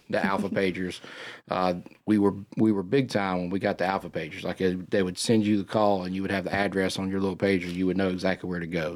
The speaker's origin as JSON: {"language": "English", "town": "Cornelius", "region": "North Carolina", "country": "United States", "tie": "born or raised there", "said": "I grew up on Zion Street in Cornelius"}